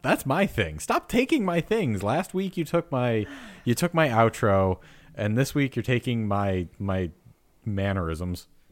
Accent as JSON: {"language": "English", "region": "New York", "country": "United States", "tie": "born or raised there", "also_born_or_lived": "the South", "moved": "yes", "said": "I grew up in New York"}